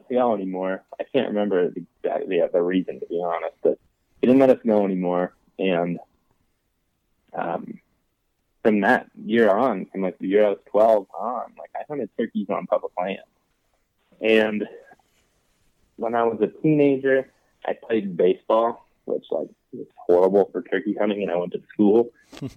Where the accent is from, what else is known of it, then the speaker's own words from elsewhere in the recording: Western Ohio, United States; I grew up in Western Ohio